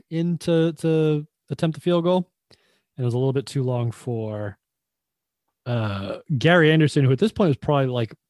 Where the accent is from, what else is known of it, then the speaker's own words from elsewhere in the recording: England, United Kingdom; because I'm English.